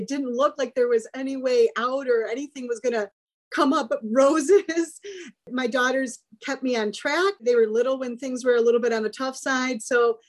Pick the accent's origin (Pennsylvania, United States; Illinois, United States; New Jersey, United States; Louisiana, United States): Illinois, United States; Chicago; I was raised in Chicago by Union Catholic Chicago family